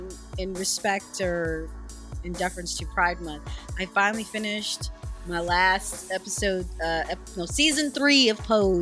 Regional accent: New York, United States; also born or lived in Guyana; Born in Guyana, raised in New York.

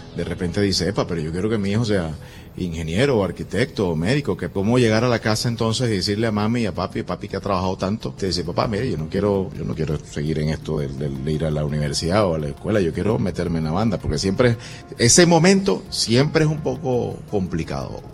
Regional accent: Venezuela; en Venezuela le decimos jardín de infancia

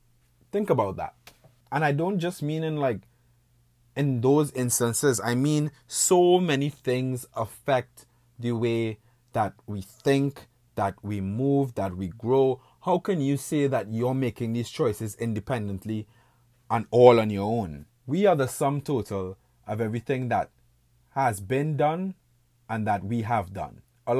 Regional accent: Trinidad & Tobago; now in Buffalo, United States; I was born and raised in the Caribbean, to an island state called Trinidad and Tobago. You know, currently I'm living in Buffalo, New York. That's like upstate western New York.

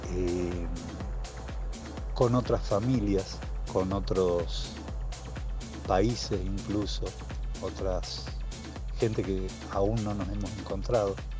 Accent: Villa Loíza, Santa Fe, Argentina; now in Rosario, Argentina; soy nacido en Villa Loíza, provincia de Santa Fe, y eh, actualmente vivo en Rosario

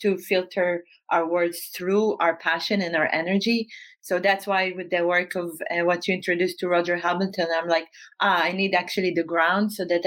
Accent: Northern District, Israel; moved away as an adult; now in Amsterdam, Netherlands; I grew up in Israel, in the north part of Israel, in a very small town. And I moved to Holland in 2008. This is my base now in Amsterdam

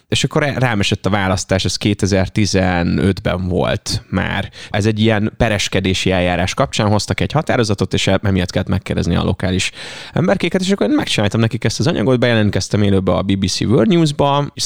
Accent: Ajka, Veszprém County, Hungary; ahogy cseperedtem fel, és végre elmehettem Ajkáról vonattal egyedül valahova

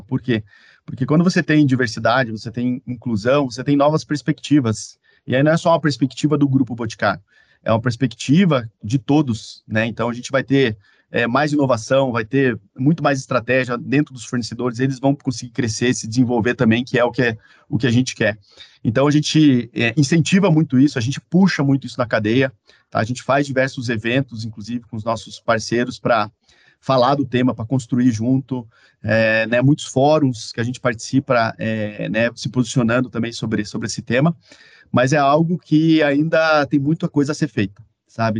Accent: Caçador, Santa Catarina, Brazil; now in Curitiba, Brazil; eu sou catarinense, e algumas coisas que eu gosto muito da minha cidade, então sempre que eu posso eu importo lá da minha cidade natal, que é Caçador, Santa Catarina

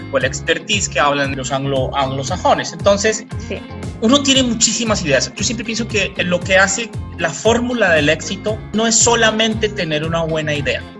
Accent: Colombia; aquí en Colombia yo soy mitad colombiano, mitad portugués, pero pues aquí en los países caribeños son

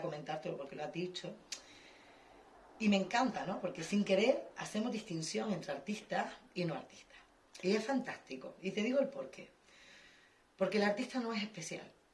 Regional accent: Canary Islands, Spain; moved away; yo, por ejemplo, que vengo de Canarias, que solo había jazz

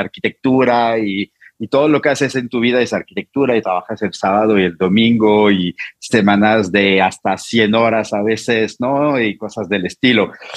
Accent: Normandy, France; Spanish is a second language; moved away as an adult; now in Mexico City, Mexico; vengo de Normandía

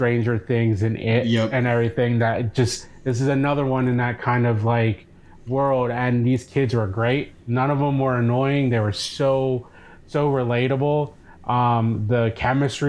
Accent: Cape May, New Jersey, United States; I grew up in Cape May, New Jersey

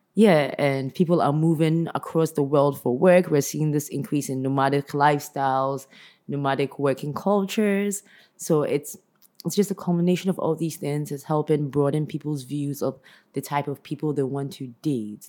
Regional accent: Ghana; I'm Ghanaian

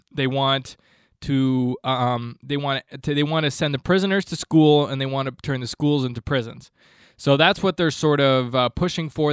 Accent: Canada; I'm Canadian

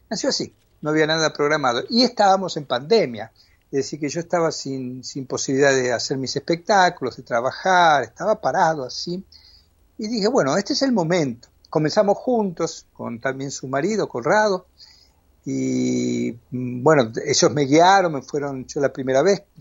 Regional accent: Argentina; moved away; Mira, aquello que alguna vez, yo salí de Argentina en el 81, y aquello que alguna vez fue una, un dolor

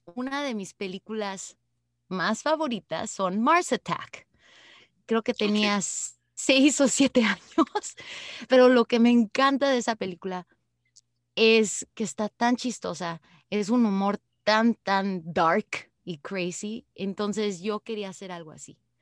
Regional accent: Mexico; now in Canada; México, ¿no? De donde yo vengo.

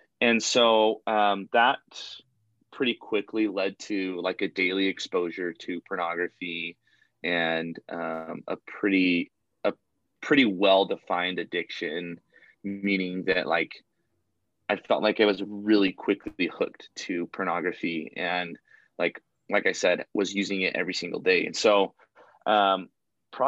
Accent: Arizona, United States; moved away; I'm originally from Arizona, so it'll be nice to get back to my roots

